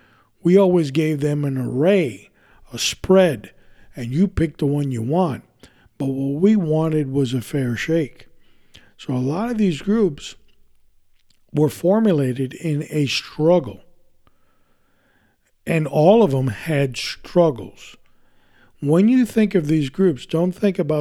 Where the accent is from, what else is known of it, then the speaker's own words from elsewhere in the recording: New York City, New York, United States; I was born in this country, I was born in New York City, raised there